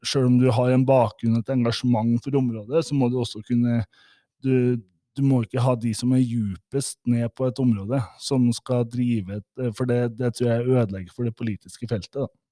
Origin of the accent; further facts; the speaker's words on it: Midtre Gauldal, Trøndelag, Norway; now in Lillehammer, Norway; jeg bor jo på Lillehammer, men jeg utvandra fra Trøndelag. Fra Rognes i Midtre Gøydalen